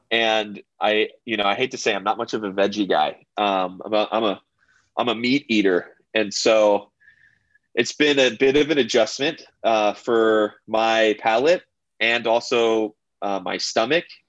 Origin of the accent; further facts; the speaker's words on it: United States; as an American